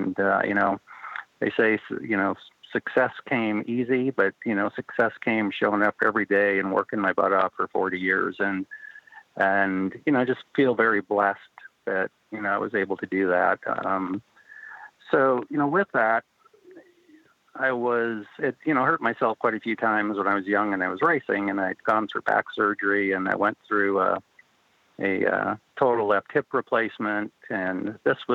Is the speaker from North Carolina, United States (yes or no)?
no; North Dakota, United States; I grew up in North Dakota